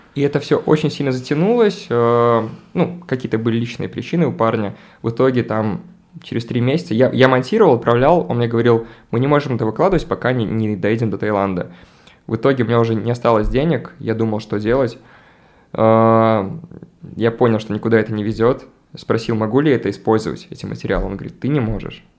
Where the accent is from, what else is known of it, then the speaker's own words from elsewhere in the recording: Babruysk, Mogilev Region, Belarus; moved away; also born or lived in Minsk / Saint Petersburg; Я там редко бываю, мой родной город.